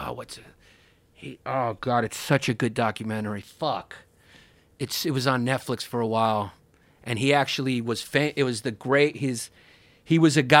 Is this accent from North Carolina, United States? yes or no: no; Long Island, New York, United States; I'm from Long Island.